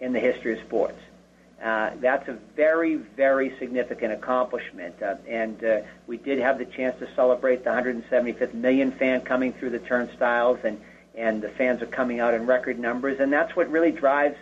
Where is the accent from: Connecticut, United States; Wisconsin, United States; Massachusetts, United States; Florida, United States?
Massachusetts, United States; Boston; growing up in Boston